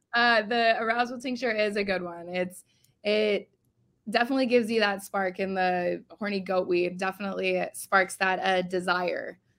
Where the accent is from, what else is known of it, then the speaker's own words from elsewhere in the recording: Whitehouse Station, New Jersey, United States; also born or lived in Edison, New Jersey; now in San Diego, United States; I was born in Edison, but I grew up in, like, White House Station area